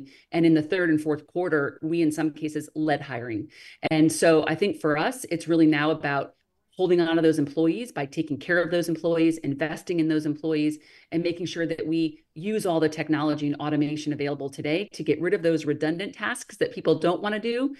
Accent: New England, United States; I'm not a native Texan, right? I came in from New England, which we're not really known for a lot of diversity on our cuisine either.

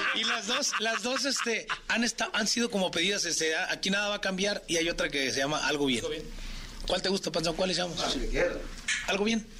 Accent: Chiapas, Mexico; Chiapas, mi tierra

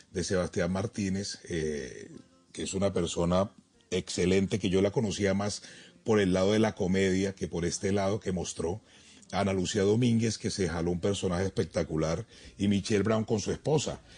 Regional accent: Barranquilla, Atlántico, Colombia; also born or lived in Bogotá; yo nací en Bogotá, me crié, me crié en Barranquilla

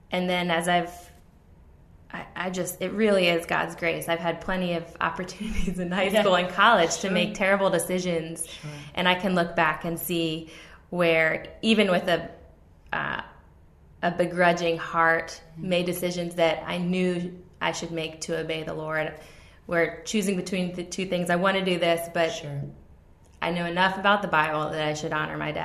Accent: Virginia Beach, Virginia, United States; moved away; I moved away from Virginia Beach for 10 years

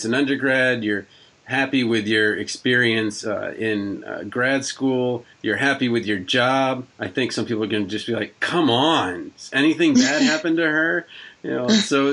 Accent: Maryland, United States; now in Iowa, United States; I'm from Maryland, and I'm in Iowa

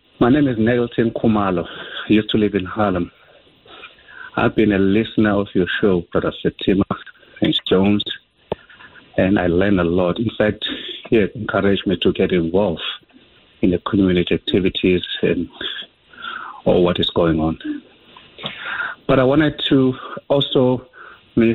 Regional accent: South Africa; now in United States; I'm from South Africa

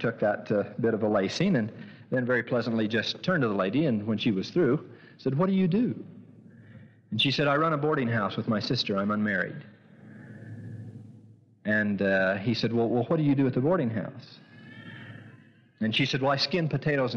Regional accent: St. George, Utah, United States; I was born in St. George

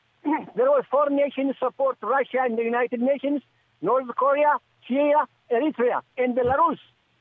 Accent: Djibouti

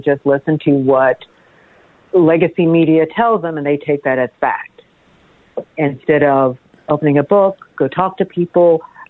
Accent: Tennessee, United States; also born or lived in Baltimore, Maryland; now in Florida, United States; I come from Baltimore. Mm-hmm. That's where I moved from. I'm originally from Tennessee. I moved from Baltimore.

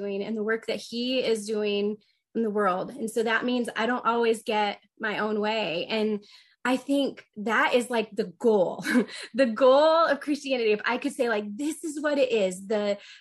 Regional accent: Northern Indiana, United States; now in Grand Rapids, United States; I grew up in Northern Indiana, so I'm a huge Notre Dame fan

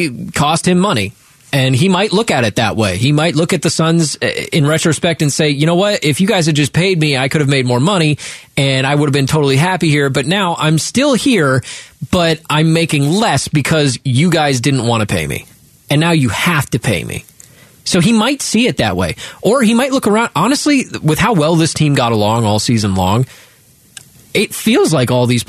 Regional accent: Ohio, United States; I grew up in Ohio

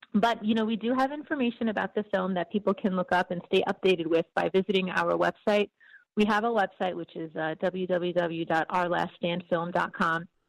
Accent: United States; I was actually born in the United States, but my parents were both born in Syria.

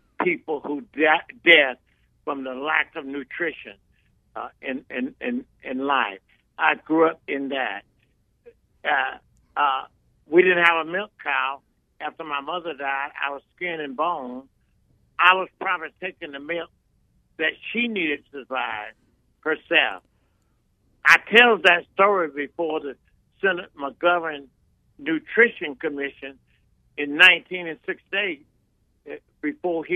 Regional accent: Mississippi, United States; now in California, United States; growing up in Mississippi, you have to know we were sharecroppers

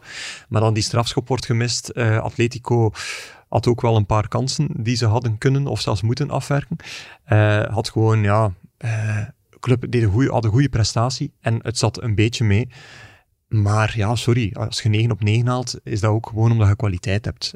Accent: Belgium

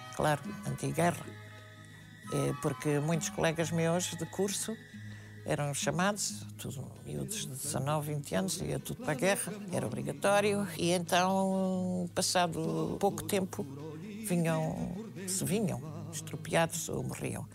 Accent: Portugal; eu sou portuguesa

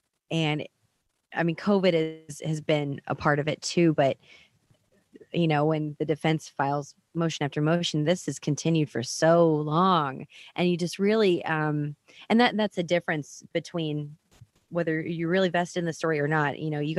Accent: United States; here I am covering my hometown

